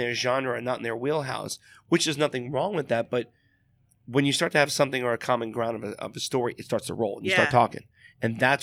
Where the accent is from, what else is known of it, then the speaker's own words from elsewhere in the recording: New York, United States; I was raised in New York in a sense